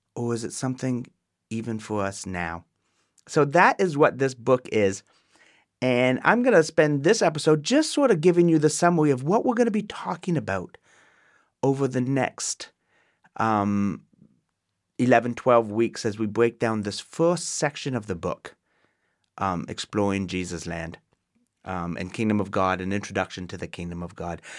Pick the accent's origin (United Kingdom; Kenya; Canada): Canada; Waterdown, Ontario; moved away as an adult; now in United States; I'm born in Canada, born and raised. I am Canadian, um, in Waterdown, Ontario, Canada